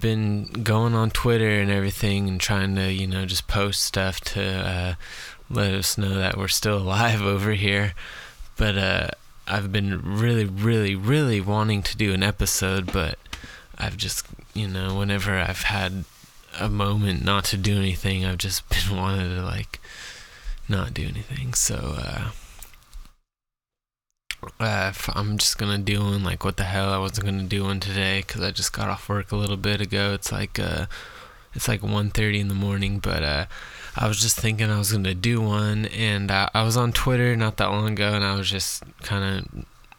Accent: Scotland, United Kingdom; I'm Scottish

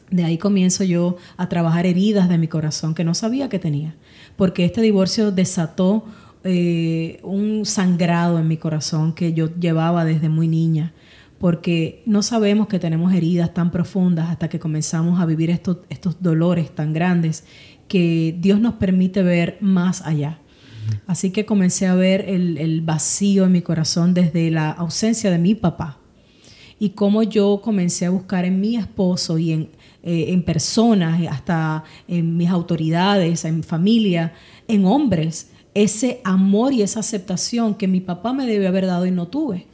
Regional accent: Ponce, Puerto Rico; moved away as an adult; now in United States; nací en Ponce, Puerto Rico. Em, y llevo aquí en Estados Unidos ya 23 años residiendo.

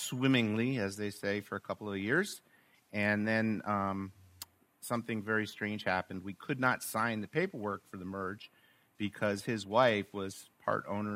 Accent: Short Hills, New Jersey, United States; born and raised in Short Hills

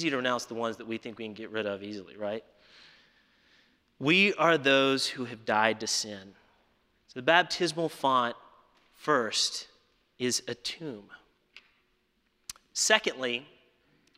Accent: Alabama, United States; my home state of Alabama

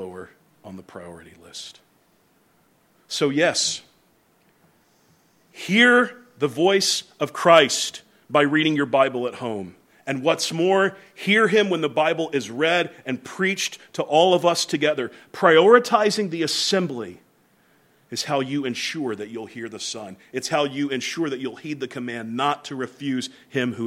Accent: the South, United States; moved away; also born or lived in New England; the ones I grew up around in the South

